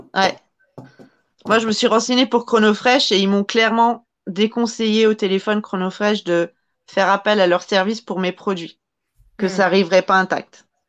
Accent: France; je suis française

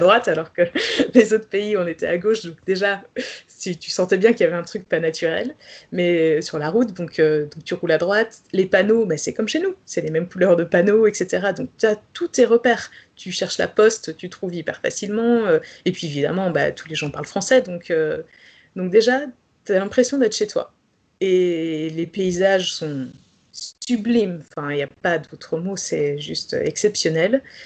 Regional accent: Pays de la Loire, France; moved away as an adult; also born or lived in Belgium; je suis née en Loire-Atlantique.

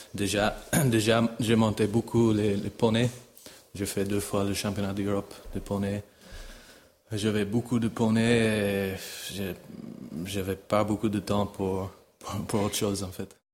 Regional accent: Ireland; French is a second language; moved away as an adult; also born or lived in Italy; now in Geneva, Switzerland; Je suis né en Irlande, pas loin de Dublin, aussi dans une famille de chevaux

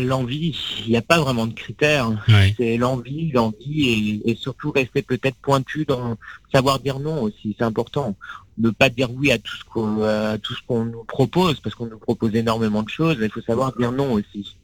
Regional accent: Sarthe, between Le Mans and Angers, Pays de la Loire, France; moved away as an adult; also born or lived in Épernay / Blois / Paris; j'ai grandi euh, dans la Sarthe, entre Le Mans

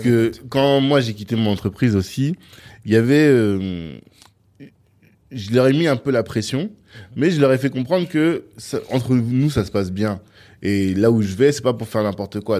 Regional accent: Central African Republic; je viens de Centrafrique

